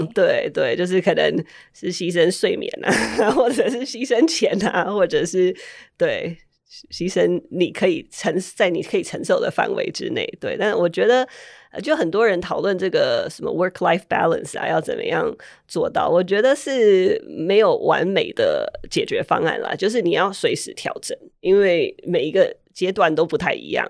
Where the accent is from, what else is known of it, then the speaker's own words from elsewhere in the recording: Taiwan; moved away as an adult; also born or lived in Puerto Rico / Maryland, United States; now in Silicon Valley, United States; 我小时候是在波多黎各出生，然后小学四年级我搬来台湾